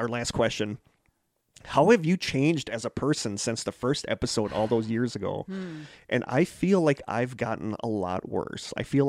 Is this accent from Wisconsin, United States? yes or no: yes; Wisconsin, United States; she said, you have to be from Wisconsin or Minnesota because you're so nice. And they're like, yeah, we're from Wisconsin.